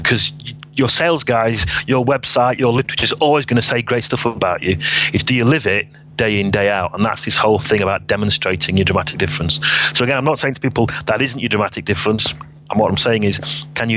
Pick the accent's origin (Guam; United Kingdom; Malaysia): United Kingdom; Sheffield, Yorkshire and the Humber; I was from Sheffield